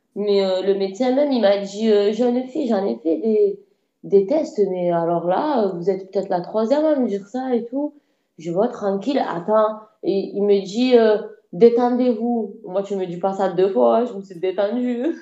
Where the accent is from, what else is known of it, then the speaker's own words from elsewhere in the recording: Marseille, Provence-Alpes-Côte d'Azur, France; je viens de Marseille